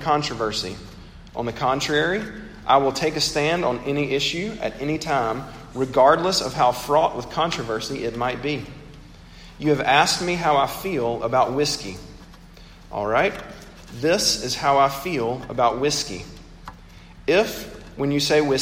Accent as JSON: {"language": "English", "region": "Mississippi", "country": "United States", "tie": "born or raised there", "said": "my home state of Mississippi"}